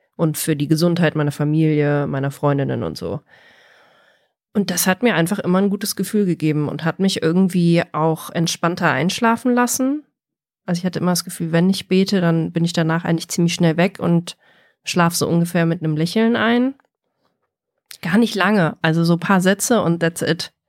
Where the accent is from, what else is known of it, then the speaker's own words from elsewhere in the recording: Germany; bei uns in Deutschland